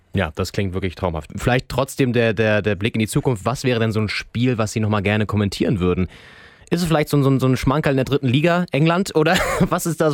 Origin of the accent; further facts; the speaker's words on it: Northern Germany, Germany; ich bin im Norden groß geworden